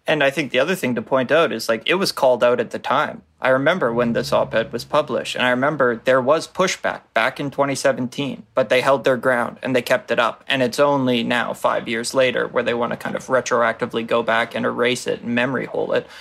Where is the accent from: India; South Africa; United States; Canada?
Canada